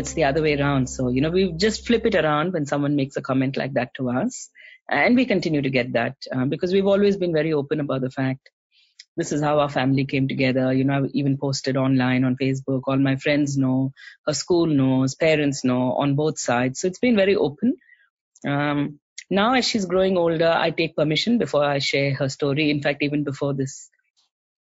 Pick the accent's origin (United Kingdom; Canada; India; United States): India; South India; now in Australia; So we are from South India. We speak Tamil at home.